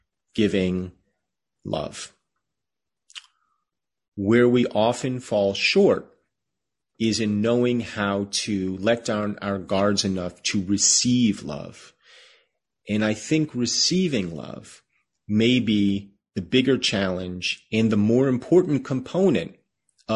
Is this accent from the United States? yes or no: yes; United States; as an American Jew, we live in a country that has more or less welcomed us